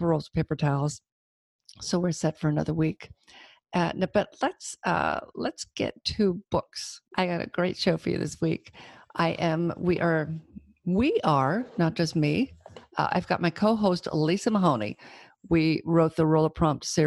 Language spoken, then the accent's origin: English; Auburn, California, United States; I grew up in Auburn. Well, after I was 12, we moved there, so I went to Sac State